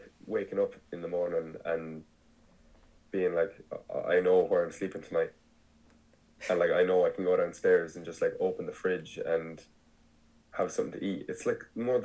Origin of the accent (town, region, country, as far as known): Ireland